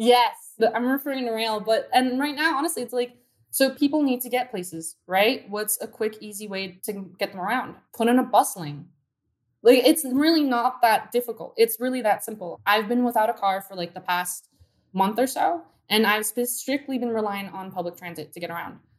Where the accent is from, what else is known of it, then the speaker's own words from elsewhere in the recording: Downey, California, United States; I grew up in Downey next to a freeway